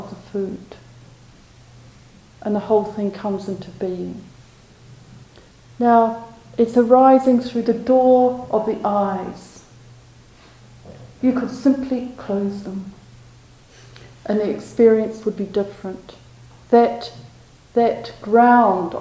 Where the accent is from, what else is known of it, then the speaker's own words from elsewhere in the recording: New Zealand; moved away; my home country, where I hadn't been for a long time